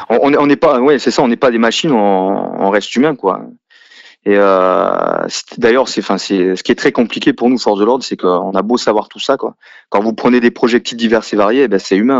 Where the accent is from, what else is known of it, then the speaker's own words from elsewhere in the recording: a village in the south of France, France; J'ai grandi dans un village typique du sud de la France